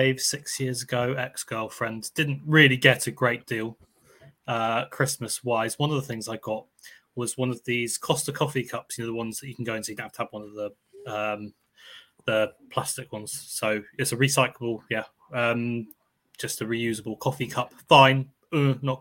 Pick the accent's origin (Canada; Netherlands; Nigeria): Netherlands; now in United Kingdom; I grew up in the Netherlands